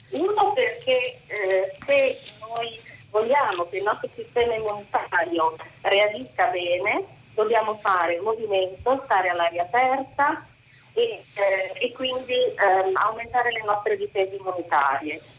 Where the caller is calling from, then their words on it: Bologna, Emilia-Romagna, Italy; Buongiorno … siamo da Bologna.